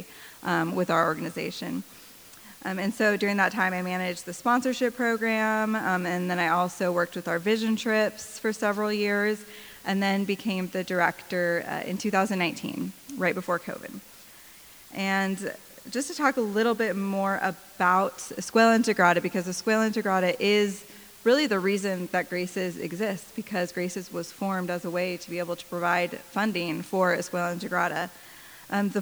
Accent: Spokane, Washington, United States; moved away as an adult; now in Guatemala; I'm originally from Spokane, Washington

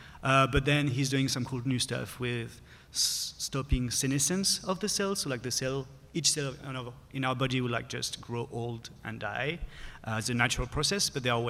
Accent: France; moved away; I'm from France.

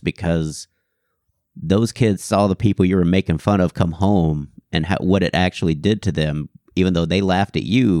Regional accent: Houston, Texas, United States; I grew up in Houston and the suburbs

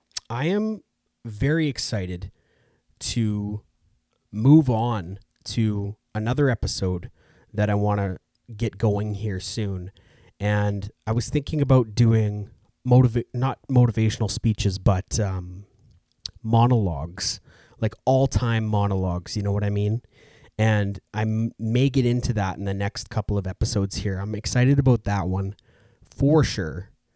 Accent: Edmonton, Alberta, Canada; I'm from Edmonton, Alberta.

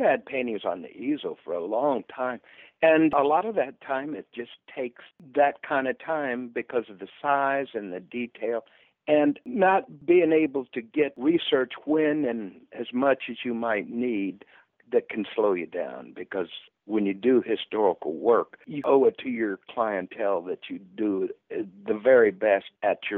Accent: Stuart, Florida, United States; now in Orlando, United States; I was doing a lot of shows in South Florida, down in Stuart, which is my hometown

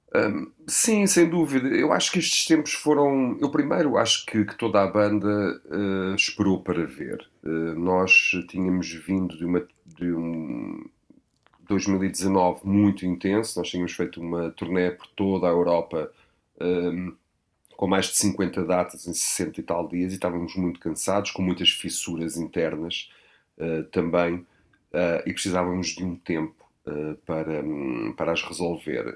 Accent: Portugal; Tenho 46 anos, sou português, sou europeu.

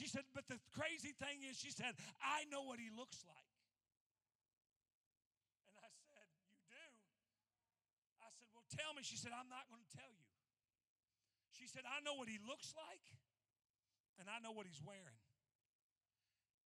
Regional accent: Indiana, United States; we're from Indiana

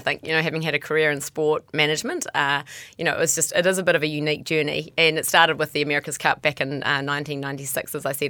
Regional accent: Bombay Hills, Auckland, New Zealand; we grew up in the Bombay Hills.

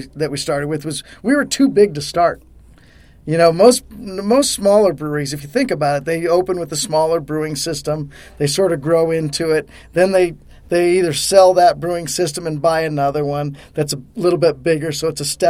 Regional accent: Colorado, United States; moved away as an adult; now in Harrisburg, United States; I was from Colorado

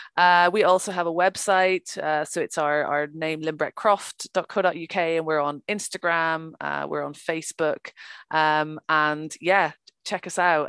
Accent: Ireland; I'm from Ireland

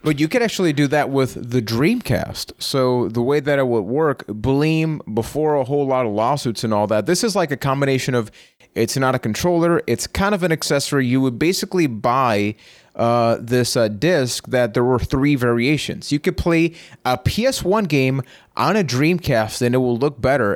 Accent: Puerto Rico; I am from Puerto Rico

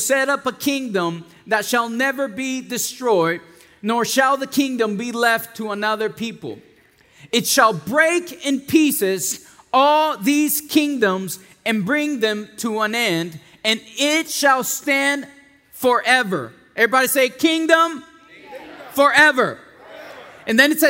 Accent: San Antonio, Texas, United States; English is a second language; moved away as an adult; also born or lived in Mexico / Dallas; I grew up in San Antonio

